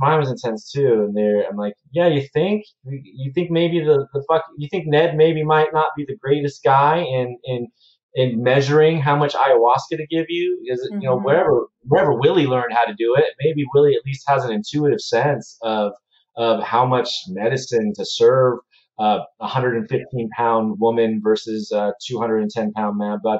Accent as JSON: {"language": "English", "country": "United States", "said": "I'm an American"}